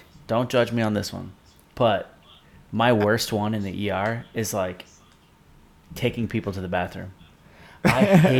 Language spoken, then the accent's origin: English; South Florida, United States; I work at this hospital now in South Florida. That, now, we were raised here. Like, Francisco and I came from South Florida.